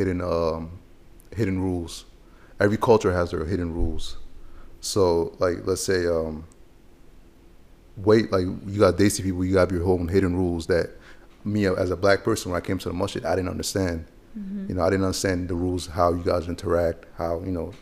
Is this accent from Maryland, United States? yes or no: yes; Harford County, Maryland, United States; also born or lived in Chad; growing up in Harford County